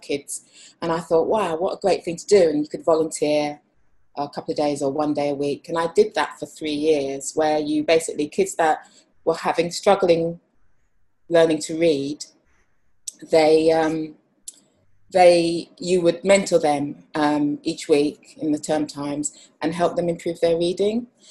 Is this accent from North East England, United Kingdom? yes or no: no; London, United Kingdom; I'm a graphic designer, creative writer and I also illustrate and I'm from London.